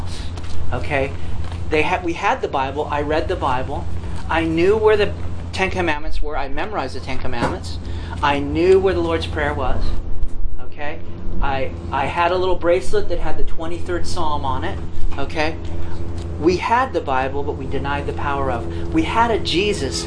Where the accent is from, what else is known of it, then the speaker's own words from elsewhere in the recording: Los Angeles, California, United States; I was born in Griffith Park, California